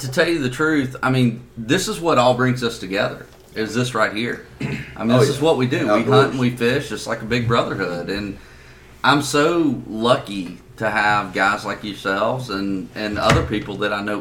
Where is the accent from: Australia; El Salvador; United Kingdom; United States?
United States; Macon, Georgia; accent: redneck; I'm from the South. I'm from Macon, Georgia